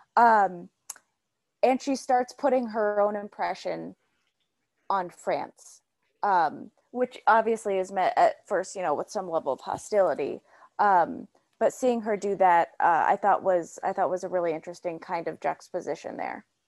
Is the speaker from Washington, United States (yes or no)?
no; Illinois, United States; I'm from Illinois